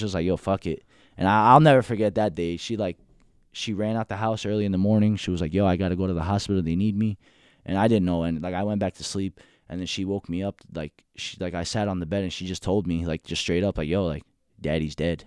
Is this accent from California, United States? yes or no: no; Union City, New Jersey, United States; also born or lived in Hackensack, New Jersey / New York; I'm from Union City, born and raised